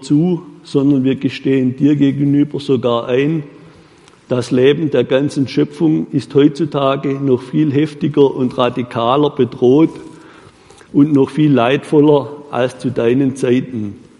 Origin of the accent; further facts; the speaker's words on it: Baden-Württemberg, Germany; bei uns in Württemberg